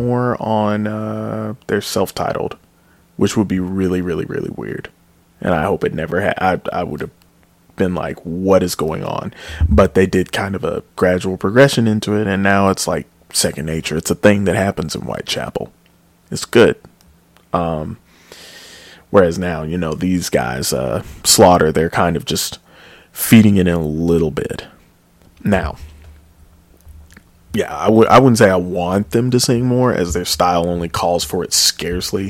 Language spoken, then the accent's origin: English; United States; I am just a American swine.